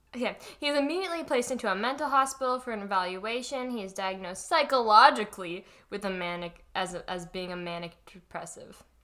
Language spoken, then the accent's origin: English; Florida, United States; I'm from Florida